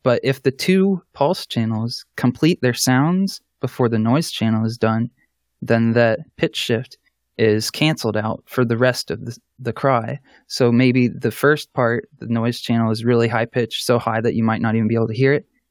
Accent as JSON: {"language": "English", "town": "Columbus", "region": "Ohio", "country": "United States", "said": "I'm from Columbus, Ohio, in the United States"}